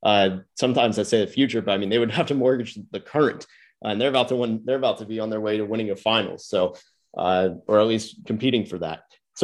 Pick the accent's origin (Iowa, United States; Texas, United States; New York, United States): Texas, United States; Dallas; also born or lived in Orlando; Grew up in or from Orlando. I didn't grow up there. I grew up in Dallas